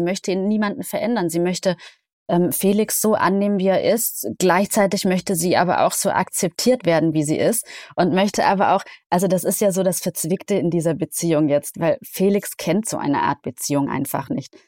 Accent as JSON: {"language": "German", "town": "Isny im Allgäu", "region": "Baden-Württemberg", "country": "Germany", "tie": "born or raised there", "moved": "yes", "said": "in Isnim Allgäu, in meiner Heimat"}